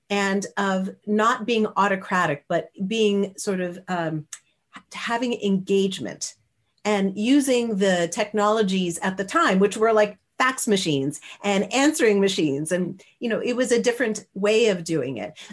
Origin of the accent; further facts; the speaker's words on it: Canada; he, I'm Canadian, yeah, right?